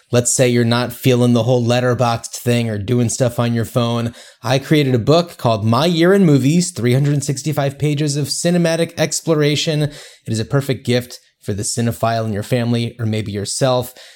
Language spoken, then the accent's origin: English; New Jersey, United States; We grew up in New Jersey